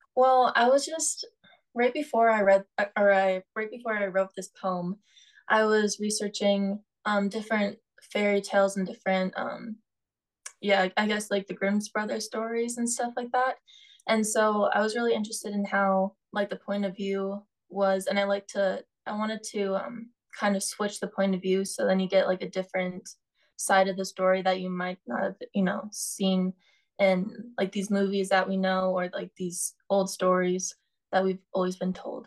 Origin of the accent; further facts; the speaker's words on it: North Dakota, United States; now in Tucson, United States; I'm from North Dakota, and there's a lot of you know trees and grass and stuff.